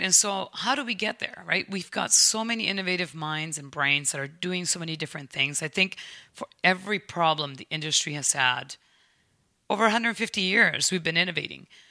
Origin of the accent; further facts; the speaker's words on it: United States; now in Canada; as an American